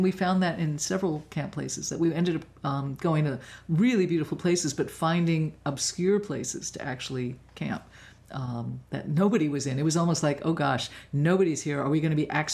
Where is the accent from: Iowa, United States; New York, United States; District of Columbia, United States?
New York, United States; New York City; moved away as an adult; also born or lived in Los Angeles; now in San Juan Islands, United States; I grew up in Manhattan, and then I spent my summers in New England at, various summer camps, and I didn't leave New York City till I was 21